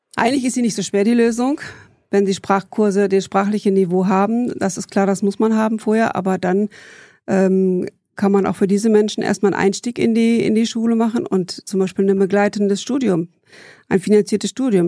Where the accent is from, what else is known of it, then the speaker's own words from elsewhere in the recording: Bielefeld, North Rhine-Westphalia, Germany; also born or lived in Heidelberg / Dortmund; Aufgewachsen bin ich äh, in Bielefeld